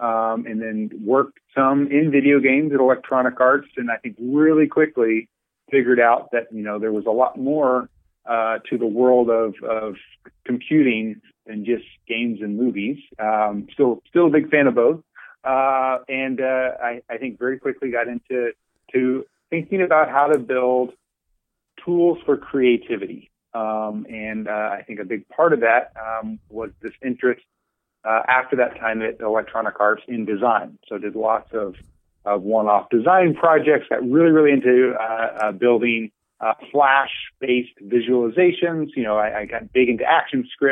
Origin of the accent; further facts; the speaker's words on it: just south of Dallas, Texas, United States; moved away as an adult; now in San Francisco Bay Area, United States; I was born and raised just south of Dallas